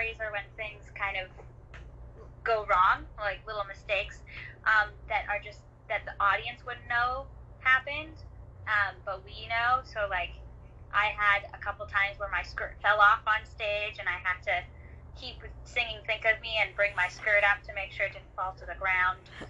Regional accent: Vancouver, British Columbia, Canada; I grew up around Vancouver, BC, but I'm currently up in the interior of British Columbia

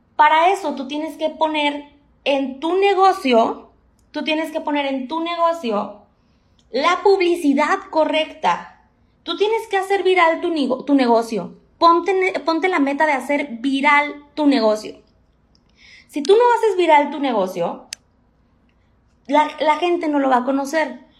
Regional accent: Monterrey, Nuevo León, Mexico; tengo 28 años, soy de Monterrey

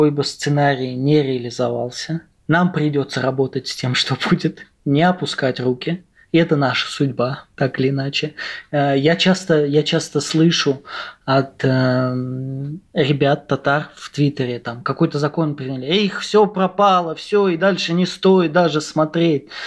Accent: Russia; я говорю как э, татарин из России, у вас должен быть другой взгляд диаспоральных татар.

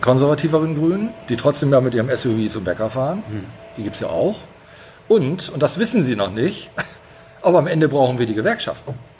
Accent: Bremen, Germany; ich bin in der Neustadt geboren tatsächlich. Ich habe da die ersten Jahre gelebt, bis, bis zur dritten Klasse

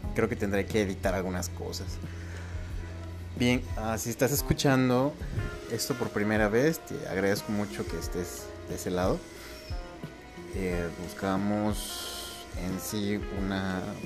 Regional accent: Mexico; soy mexicano

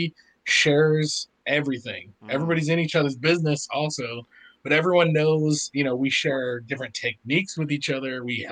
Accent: Hillsboro, Oregon, United States; I hail from Portland, but just outside of Portland, a little tiny town called Hillsboro. No one's ever heard of it. Most people just call it Hillsboro, which is like a suburb of Portland.

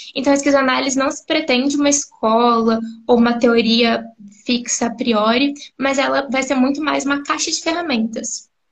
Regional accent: Campo Grande, Mato Grosso do Sul, Brazil; sou psicóloga, sou de Campo Grande, Mato Grosso do Sul

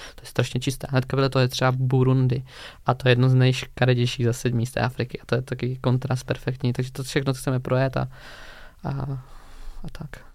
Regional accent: Hranice, Olomouc Region, Czechia; k nám domů do Hraní za Moravy

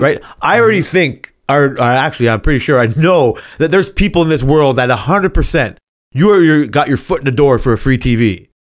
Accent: Canada; I'm Canadian

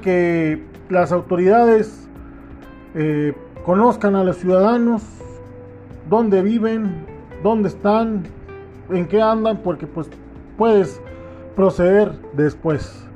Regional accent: Mexico; mi pueblo

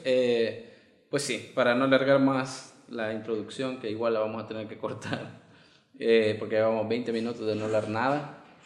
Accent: El Salvador; los salvadoreños tenemos el albur de la paloma

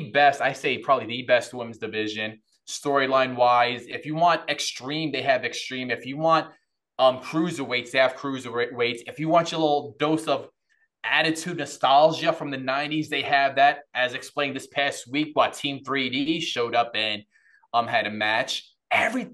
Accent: New York City, New York, United States; I'm from New York City

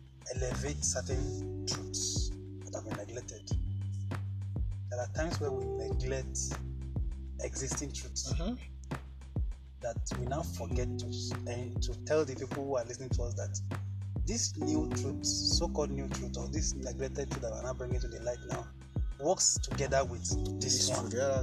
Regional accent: Kogi, Nigeria; the part where I began to understand my environment most was when I was growing up in Kogi, like my hometown.

